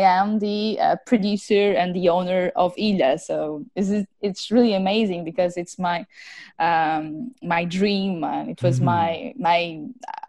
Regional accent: Madeira Island, Portugal; Madeira Island, of course, it's my hometown

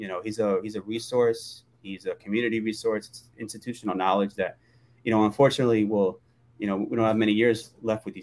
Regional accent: Massachusetts, United States; moved away as an adult; now in Los Angeles, United States; I grew up in Massachusetts, which is now growing. Like, I grew up there.

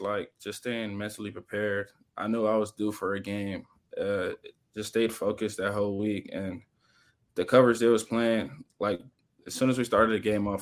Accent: Miami, Florida, United States; moved away as an adult; now in Cincinnati, United States; I'm from Miami.

